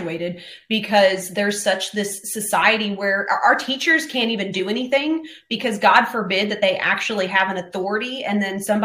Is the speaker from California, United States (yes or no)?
no; Florida, United States; now in Tennessee, United States; I was born in Florida. I'm in Tennessee, so I am from the South.